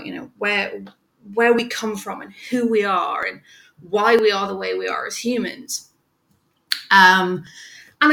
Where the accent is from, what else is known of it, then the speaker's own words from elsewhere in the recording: North East England, United Kingdom; moved away as an adult; now in New York, United States; I am from the northeast of England, right under the Scottish border, really. So I'm a country girl